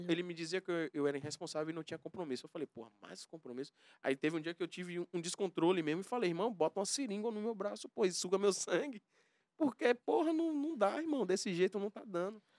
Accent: Valença, Bahia, Brazil; also born or lived in Camaçari / Senhor do Bonfim; now in Salvador, Brazil; fui criado em Valença

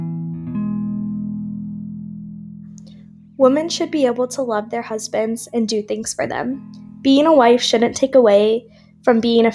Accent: Tallahassee, Florida, United States; moved away as an adult; now in South Florida, United States; I grew up in Tallahassee, Florida, so when I came to school in South Florida, I moved 6 hours away from my family and my home

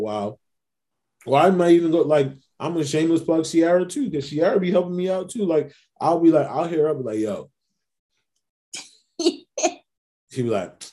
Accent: New York City, New York, United States; I'm from Queens. I'm a big basketball fan, big New York Knicks fan

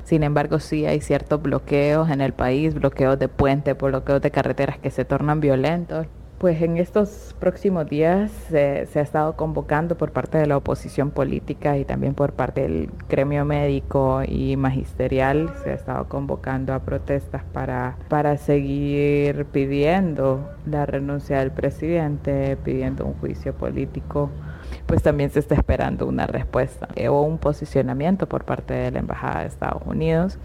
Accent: Honduras; soy periodista de Honduras

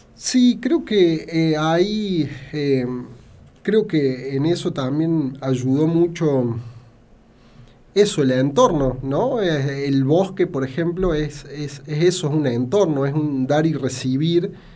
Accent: Banda Norte, Córdoba, Argentina; no crecí en el centro, no crecí eh, en una ciudad más grande, crecí en Banda Norte

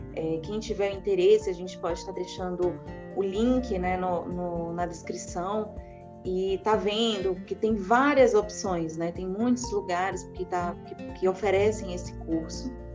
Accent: Teresina, Piauí, Brazil; moved away as an adult; now in São Paulo, Brazil; Eu sou natural de Teresina, no Piauí

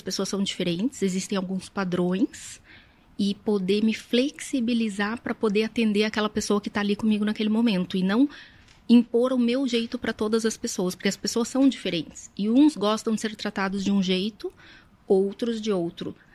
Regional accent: Curitiba, Paraná, Brazil; eu sou nascida e criada em Curitiba

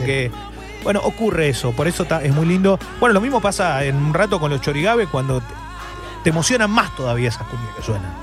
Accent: Argentina; somos argentinos

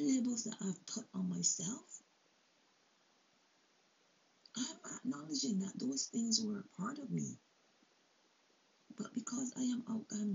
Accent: Barbados; now in Canada; I'm from Barbados, but I'm not just going to be defined by born in Barbados. I'm living in Canada for 30 years now.

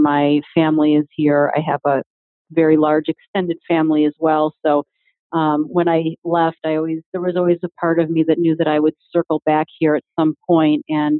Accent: La Grange Park, Illinois, United States; moved away as an adult; also born or lived in California; now in Riverside, United States; I was born and raised in LaGrange Park and left in 2004.

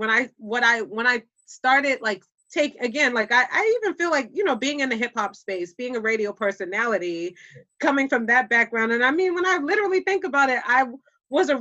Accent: Boston, Massachusetts, United States; accent: Boston; my Boston accent

